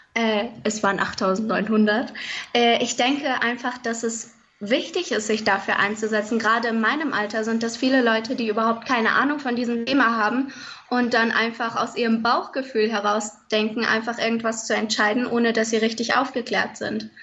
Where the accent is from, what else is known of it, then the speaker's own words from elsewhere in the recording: Fulda, Hesse, Germany; ich komme aus Fulda